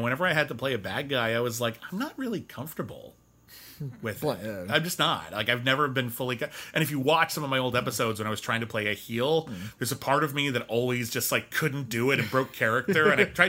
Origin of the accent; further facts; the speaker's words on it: Arcadia, California, United States; born there; I was born in Arcadia, and the first thing I did was leave.